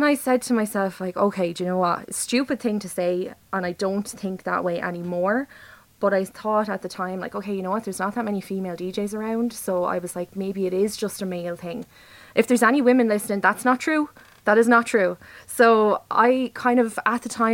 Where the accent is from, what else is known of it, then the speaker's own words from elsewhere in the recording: Wexford, Ireland; moved away as an adult; now in Waterford, Ireland; I am actually from Wexford, but I'm living in Waterford at the moment.